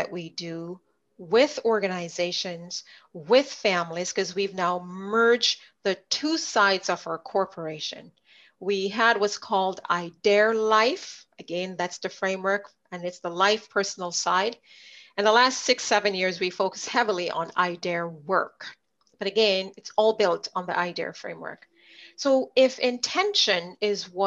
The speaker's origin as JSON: {"language": "English", "country": "Jamaica", "tie": "born or raised there", "accent": "Jamaican", "moved": "as an adult", "lives_now": "Winnipeg, Canada", "said": "I was born in Jamaica. I grew up there for the first 20 years of my life."}